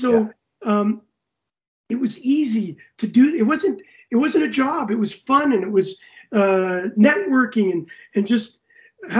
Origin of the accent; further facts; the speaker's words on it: Canada; I was as a Canadian